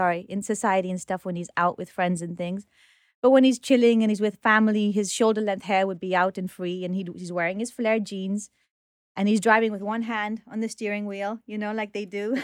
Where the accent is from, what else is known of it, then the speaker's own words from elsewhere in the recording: Nairobi, Kenya; also born or lived in United Kingdom; now in New York, United States; I was born in Nairobi